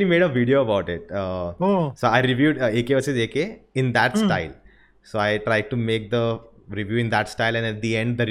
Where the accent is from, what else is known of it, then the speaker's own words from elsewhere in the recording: Delhi, India; moved away; also born or lived in Goa; I was born and brought up in Delhi, in Indrapuram, Noida.